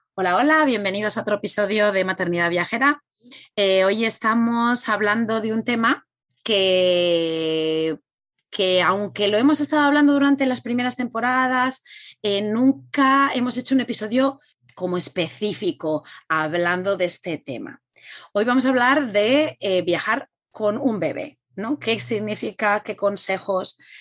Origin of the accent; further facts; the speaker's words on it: Spain; tanto Rebeca como yo, somos españolas